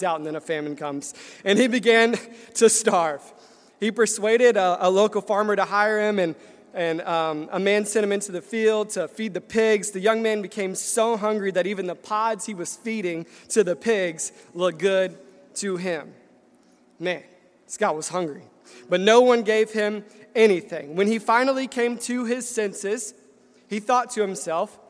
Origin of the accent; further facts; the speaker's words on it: Nashville, Tennessee, United States; moved away as an adult; I was born and raised in Nashville, Tennessee, and it's a great place